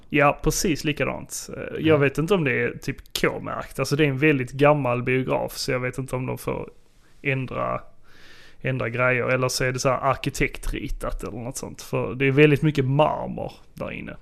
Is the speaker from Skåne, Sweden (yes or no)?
yes; Sjöbo, Skåne, Sweden; moved away; Jag kom ju nyligen hem från eh, Sjöbo. Mm. Där jag eh, besökte mina föräldrar